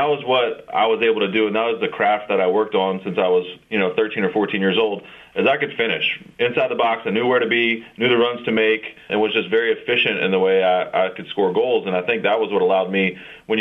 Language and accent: English; Gonzales, Louisiana, United States; moved away as an adult; also born or lived in Maryland; growing up in South Louisiana, not really known as a soccer hotbed